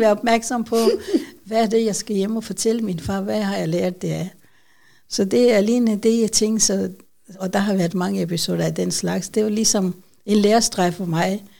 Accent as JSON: {"language": "Danish", "country": "Pakistan", "second_language": "Danish", "moved": "as an adult", "lives_now": "Odense, Denmark", "said": "jeg kommer fra Pakistan, øh, starten af 1970"}